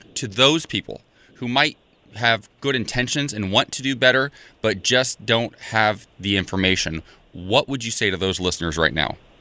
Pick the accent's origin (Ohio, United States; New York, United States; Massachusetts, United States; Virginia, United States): Ohio, United States; moved away; I'm from Ohio, a very, very, very conservative small town